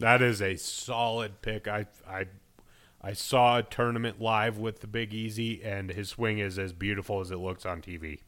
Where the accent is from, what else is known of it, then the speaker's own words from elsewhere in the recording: Denver, Colorado, United States; growing up in Denver